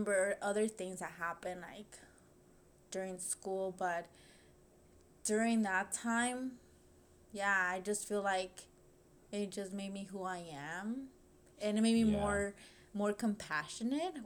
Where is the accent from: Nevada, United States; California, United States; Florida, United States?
California, United States; Los Angeles; I grew up there